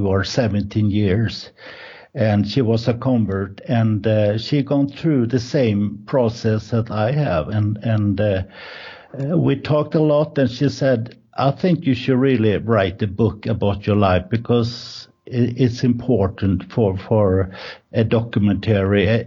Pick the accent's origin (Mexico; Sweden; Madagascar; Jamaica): Sweden; Gothenburg, Västra Götaland; English is a second language; moved away as an adult; also born or lived in Birmingham, England; now in Spain; we are from Sweden, Gothenburg. In Swedish, is Göteborg